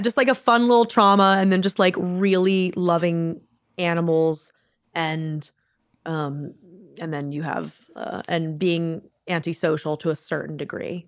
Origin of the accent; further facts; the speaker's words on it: Maryland, United States; I'm from Maryland